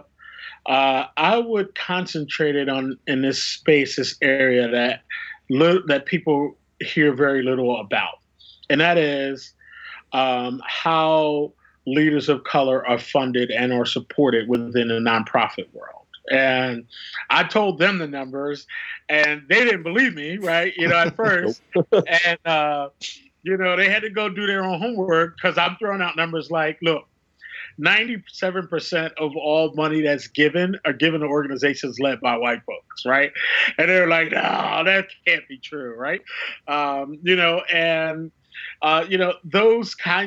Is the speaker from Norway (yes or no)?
no; Philadelphia, Pennsylvania, United States; moved away; I'm from Philadelphia